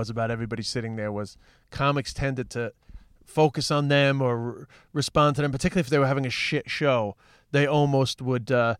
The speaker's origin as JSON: {"language": "English", "region": "New York", "country": "United States", "accent": "New York", "said": "I mean, I'm just an Irish comedian with a New York accent, so that's just the way that it is."}